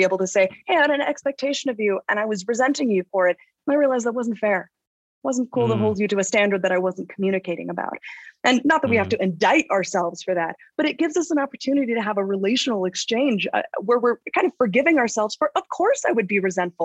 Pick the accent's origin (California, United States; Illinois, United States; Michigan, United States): California, United States; Los Angeles; I'm a kid from Los Angeles. I grew up, my parents were actors. I grew up in the chaos of the Los Angeles upbringing